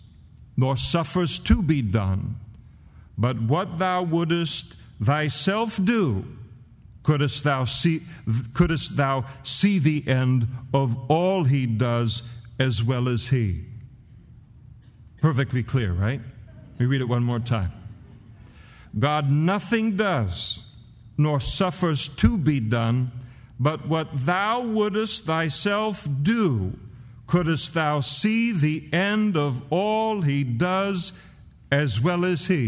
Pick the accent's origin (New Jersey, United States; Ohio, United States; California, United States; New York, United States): California, United States; As a California boy